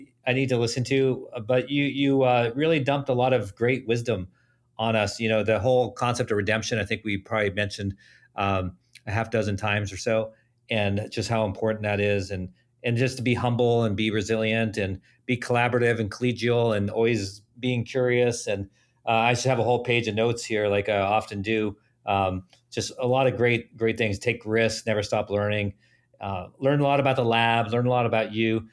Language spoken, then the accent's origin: English; Southern Germany, Germany; now in United States; I grew up in Germany, southern Germany